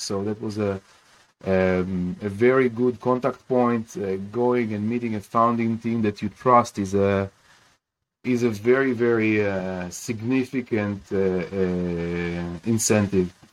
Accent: Kiryat Bialik, Haifa District, Israel; I grew up in Kiryat Bialik in in Israel

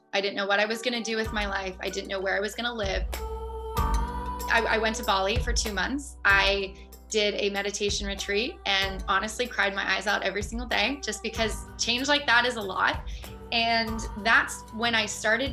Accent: Columbus, Ohio, United States; moved away as an adult; also born or lived in Miami Beach / New York / Australia; growing up in the Midwest in Columbus, Ohio

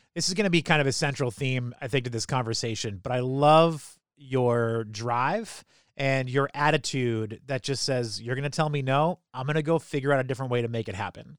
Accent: Salem, New Hampshire, United States; for high school, I, mean, I was uh, Salem High School in New Hampshire

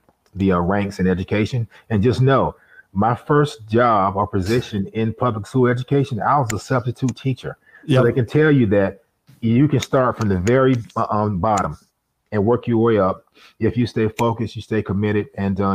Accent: Delray Beach, Florida, United States; born and raised in Delray Beach, Florida, Palm Beach County

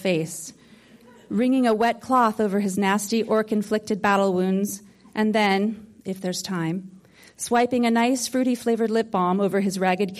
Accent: Hollywood, California, United States; I grew up in Hollywood in a family of storytellers.

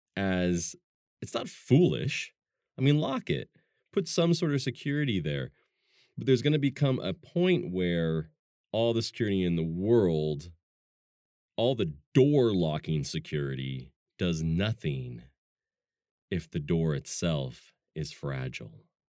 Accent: Pacific Northwest, United States; also born or lived in Germany; I'm from the Pacific Northwest

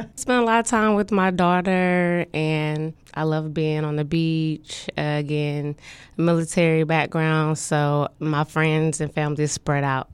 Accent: Topeka, Kansas, United States; moved away as an adult; now in Norfolk, United States; I'm from Topeka, Kansas

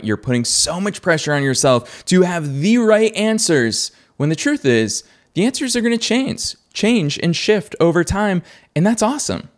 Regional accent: Boston, Massachusetts, United States; good old Boston, which is my hometown

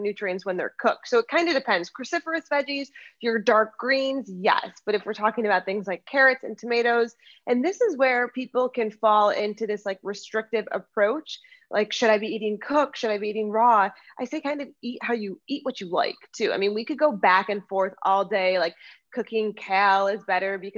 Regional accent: United States; also born or lived in Lucerne, Switzerland; I am American

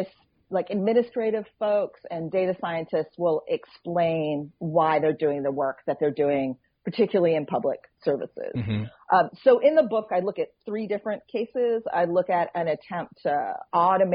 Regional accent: Troy, New York, United States; Troy, New York, which is my hometown, which is where I live

